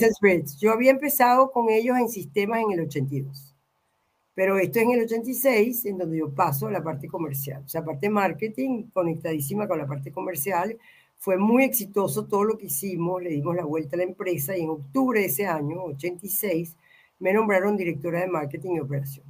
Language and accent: Spanish; Venezuela; moved away; also born or lived in Mexico / Argentina; yo soy venezolana